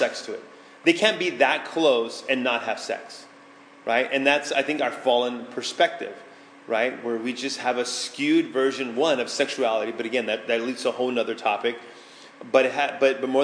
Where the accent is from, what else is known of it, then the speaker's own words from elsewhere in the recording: San Antonio, Texas, United States; moved away; I grew up in San Antonio, Texas.